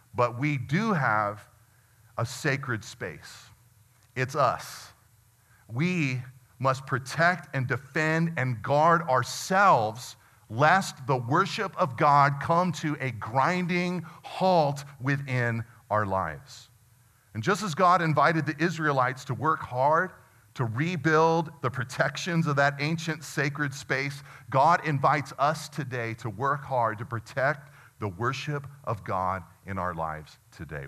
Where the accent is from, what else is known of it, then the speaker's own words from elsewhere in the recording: United States; as American Christians